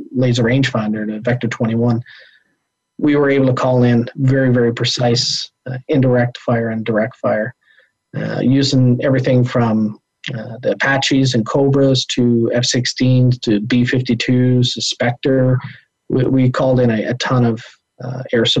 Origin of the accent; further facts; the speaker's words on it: Canada; as a Canadian